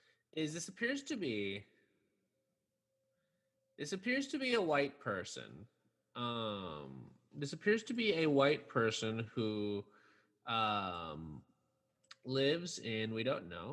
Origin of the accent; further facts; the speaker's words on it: United States; I'm a mixed race person who was born in this bad country.